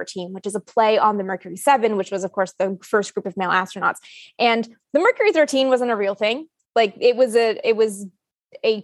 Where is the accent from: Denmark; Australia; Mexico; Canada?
Canada; I'm from Canada